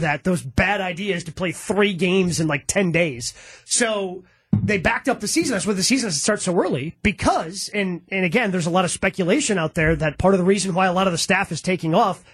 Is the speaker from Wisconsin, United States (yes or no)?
yes; Horicon, Wisconsin, United States; I grew up in Horicon